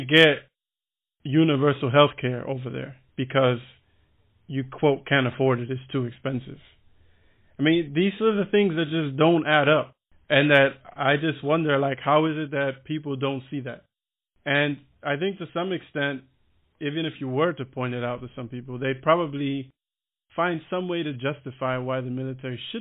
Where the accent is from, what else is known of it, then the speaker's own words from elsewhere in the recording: Miami, Florida, United States; moved away as an adult; now in Berlin, Germany; I'm from Miami